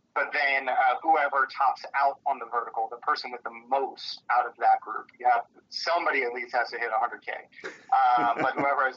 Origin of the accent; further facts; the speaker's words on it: Poconos, Pennsylvania, United States; where I grew up in the Poconos